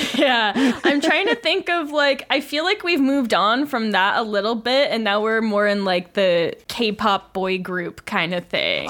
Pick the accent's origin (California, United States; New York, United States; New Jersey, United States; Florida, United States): Florida, United States; I am from Florida, in a way